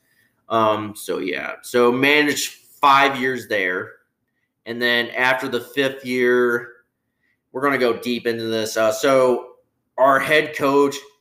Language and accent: English; Illinois, United States; I was born and raised here in Illinois